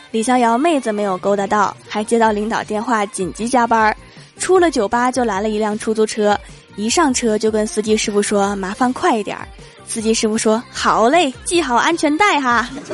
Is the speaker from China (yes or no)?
yes; Northeast China, China; 作为一个东北人